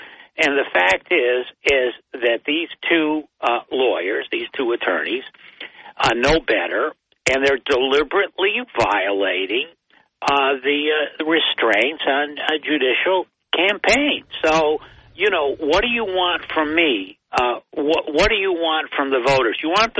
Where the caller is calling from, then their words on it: Binghamton, New York, United States; Yeah, … from Binghamton.